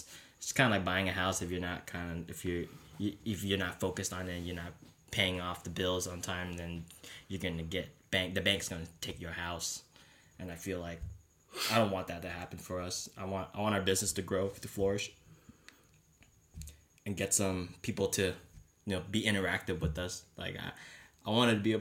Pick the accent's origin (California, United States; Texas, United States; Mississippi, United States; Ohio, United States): California, United States; San Jose; now in San Diego, United States; we grew up in San Jose